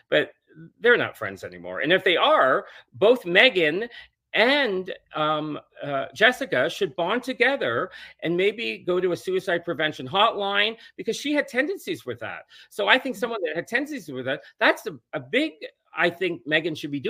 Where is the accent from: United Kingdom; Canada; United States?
Canada; Toronto, Ontario; because I'm from Toronto and I have a place still there, probably five blocks from her.